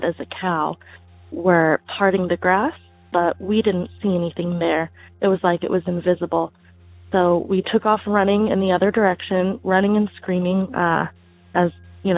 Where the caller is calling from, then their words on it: Tucson, Arizona, United States; I'm calling from Tucson, Arizona